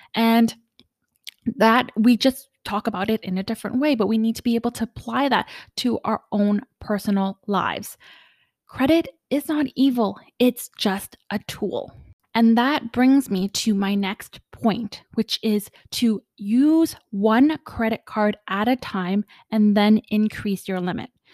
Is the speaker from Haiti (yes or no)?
no; Canada; also born or lived in Ottawa / Vancouver; I am Canadian